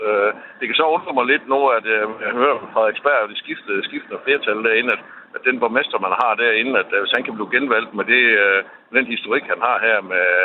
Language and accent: Danish; Kolding, Southern Denmark, Denmark; jeg er sådan set nok øh, borgerlig observant, men, øh, og jeg kommer fra Kolding af